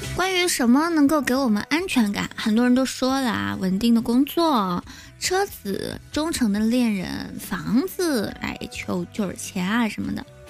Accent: southern China, China; 我们是南方人

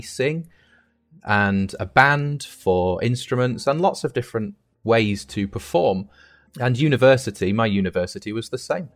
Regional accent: United Kingdom; moved away as an adult; now in Shandong, China; I'm from the UK.

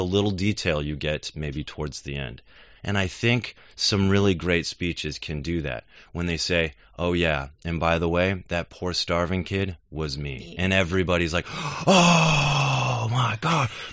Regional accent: United States; as an American

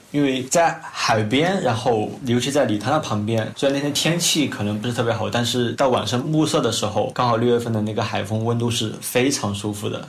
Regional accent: Guangxi, China; 我是从广西过来的

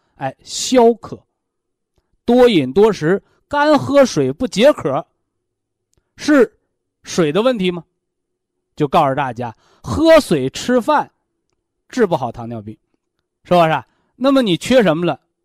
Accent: China; 我们中国人

